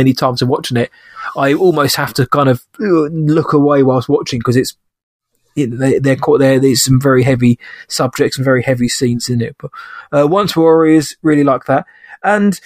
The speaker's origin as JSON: {"language": "English", "country": "United Kingdom", "said": "a Brit myself"}